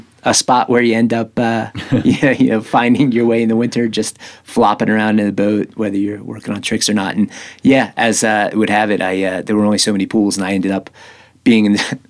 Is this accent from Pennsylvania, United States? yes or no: yes; Philadelphia, Pennsylvania, United States; moved away as an adult; also born or lived in Colorado / Boston; now in Buena Vista, United States; I grew up just outside of Philadelphia and lived in the city for 4 years. And I made my way to Colorado.